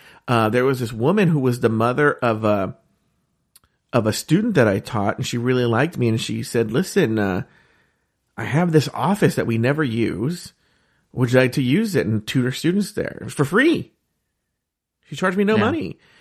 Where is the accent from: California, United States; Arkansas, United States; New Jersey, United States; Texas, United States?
California, United States; I grew up in Orange County, California, which is very Republican.